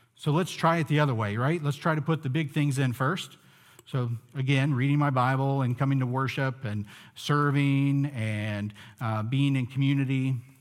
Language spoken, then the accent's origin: English; United States; Growing up in the United States